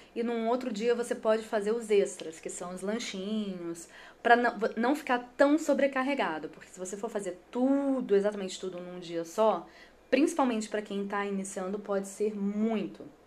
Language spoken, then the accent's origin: Portuguese; Espírito Santo, Brazil; eu sou capixaba